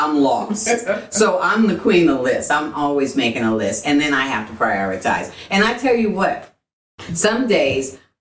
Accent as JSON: {"language": "English", "town": "Boston", "region": "Massachusetts", "country": "United States", "tie": "born or raised there", "moved": "yes", "lives_now": "Texas, United States", "said": "I was born and raised in Boston"}